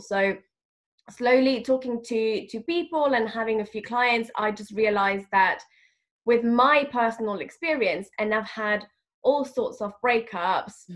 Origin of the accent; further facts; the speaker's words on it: Madrid, Community of Madrid, Spain; moved away as an adult; now in London, United Kingdom; I am originally from Madrid. I was born in Madrid, and I'm also half French